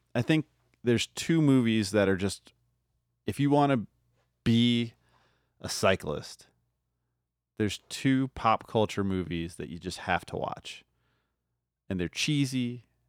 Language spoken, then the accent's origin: English; New Orleans, Louisiana, United States; now in Denver, United States; I grew up in New Orleans